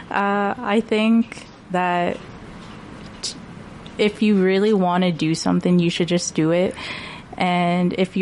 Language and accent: English; Prince George, British Columbia, Canada; I'm born and raised in Prince George